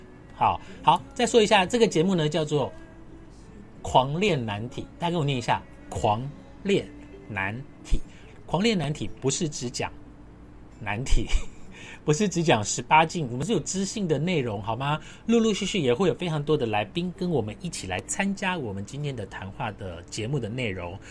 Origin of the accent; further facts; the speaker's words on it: Su'ao, Yilan County, Taiwan; now in Taipei, Taiwan; 如果你真我问我我老家在哪里，我的老家是在苏澳跟南方澳。那你问我为什么要继续待在台北？